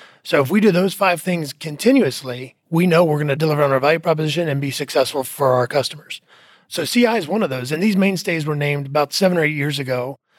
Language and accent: English; Indiana, United States; moved away as an adult; I'm from Indiana, okay. Originally. And then, like I said, when I graduated school, moved down to Texas and have been in Texas ever since.